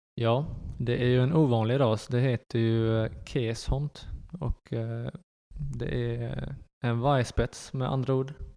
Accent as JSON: {"language": "Swedish", "town": "Karlskrona", "region": "Blekinge", "country": "Sweden", "tie": "born or raised there", "also_born_or_lived": "Netherlands / Västerås"}